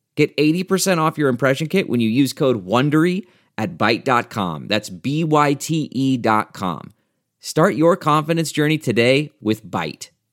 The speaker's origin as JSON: {"language": "English", "country": "United States", "said": "I'm from the United States."}